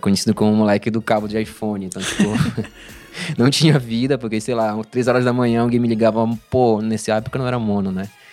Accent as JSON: {"language": "Portuguese", "town": "Belém", "region": "Pará", "country": "Brazil", "moved": "as an adult", "lives_now": "São Paulo, Brazil", "said": "eu sou de Belém"}